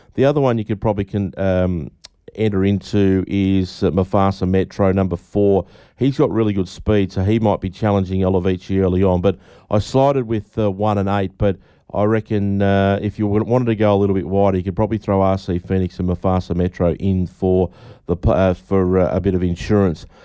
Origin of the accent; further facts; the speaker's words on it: Donald, Victoria, Australia; my hometown of Donald.